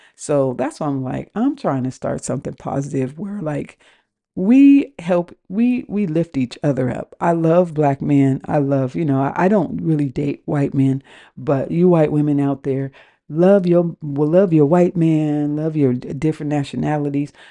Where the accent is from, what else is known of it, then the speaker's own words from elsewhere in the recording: West Coast, United States; moved away as an adult; also born or lived in Washington; now in New Orleans, United States; I live in New Orleans, and I am from the West Coast.